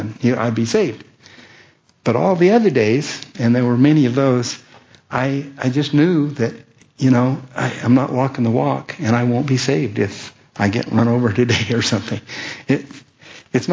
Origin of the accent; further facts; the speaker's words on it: Colorado, United States; moved away as an adult; All of my teenage years, and then I moved from Colorado out here when I was 18